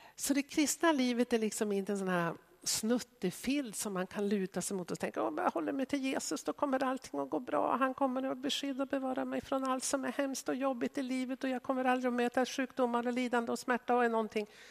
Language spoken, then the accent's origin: Swedish; Sweden; som etniska svenskar som har vuxit upp i Sverige